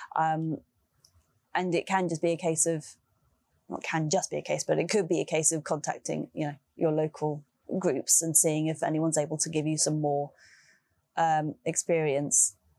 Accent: London, United Kingdom; my hometown, London

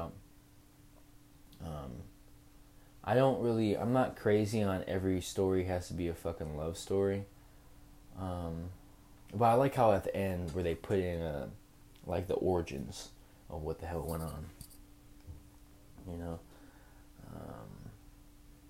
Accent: Tacoma, Washington, United States; Growing up in Tacoma.

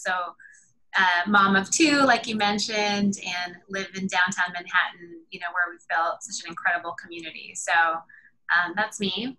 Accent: Vancouver, British Columbia, Canada; moved away as an adult; now in New York, United States; We are both from Vancouver, Canada, and came to New York about 10 years ago to come here for work.

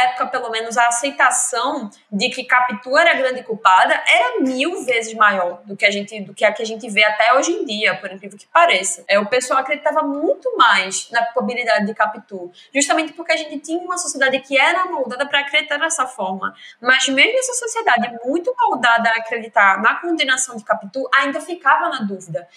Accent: Lagoa de Itaenga, Pernambuco, Brazil; now in Recife, Brazil; Eu sou de Recife, vivi minha vida inteira em Lagoa de Taenga, que é uma cidadezinha da zona norte da Zona Mata Norte de Pernambuco, mas vivo em Recife hoje

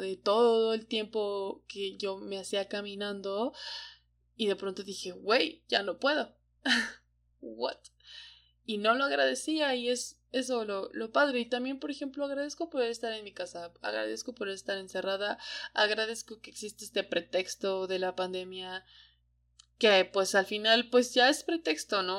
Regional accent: Hidalgo, Mexico; moved away as an adult; now in Mexico City, Mexico; desde que salí de, de Hidalgo, en Hidalgo la vida estaba un poco trazada ya para mí

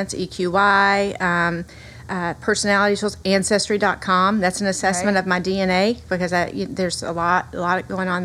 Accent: the South, United States; accent: Southern; I hope that everyone can hear my Southern accent. I am a girl from the South

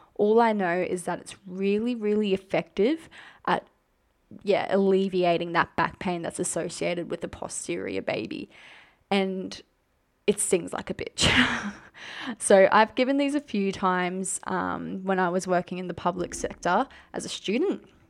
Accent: Queensland, Australia; I am from Queensland

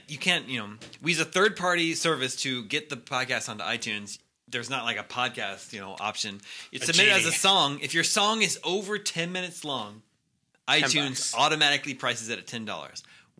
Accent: Fayetteville, Arkansas, United States; I'm from Fayetteville, Arkansas.

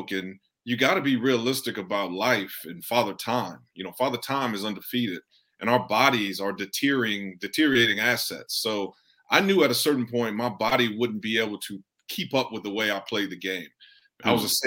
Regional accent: Houston, Texas, United States; We're from the Fifth Ward of Houston

